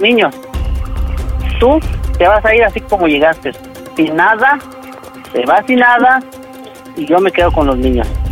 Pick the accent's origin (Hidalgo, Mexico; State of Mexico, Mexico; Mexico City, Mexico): State of Mexico, Mexico; Toluca; moved away as an adult; now in Zacatecas, Mexico; nosotros somos originarios del Estado de México, de Toluca